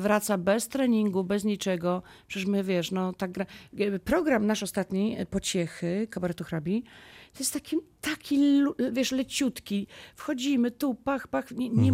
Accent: Lubin, Lower Silesian Voivodeship, Poland; jestem z Lubina

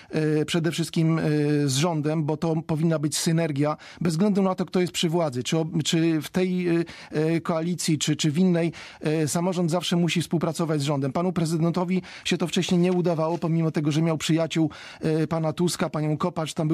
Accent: Wałbrzych, Lower Silesian Voivodeship, Poland; ja jestem z Wałbrzycha, to jest moje miasto, w Wałbrzychu się wychowałem, to, że nie nocuję w Wałbrzychu, to nie oznacza, że nie żyję w Wałbrzychu

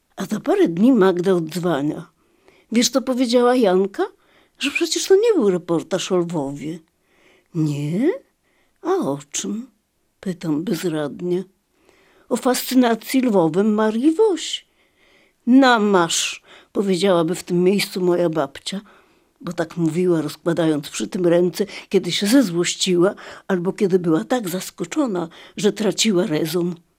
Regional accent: Lviv, Lviv Oblast, Ukraine; moved away; do mojego rodzinnego miasta

